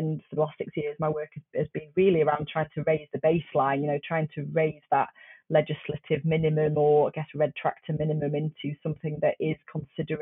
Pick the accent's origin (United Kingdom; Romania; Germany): United Kingdom; just outside Sheffield, Yorkshire and the Humber; I was brought up just outside Sheffield